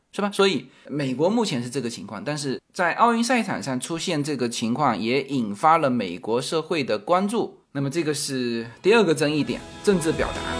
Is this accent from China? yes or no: yes; China; 我们中国人理解的那种下跪